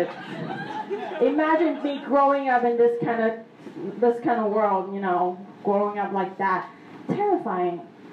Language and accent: English; Taiwan; growing up in Taiwan, you know, a lot of superstitious things going on